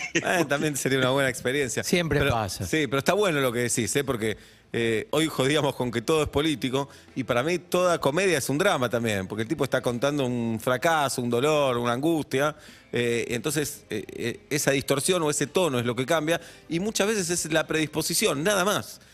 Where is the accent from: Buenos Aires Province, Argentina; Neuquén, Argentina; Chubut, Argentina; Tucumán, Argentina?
Buenos Aires Province, Argentina; José Mármol; De, José Mármol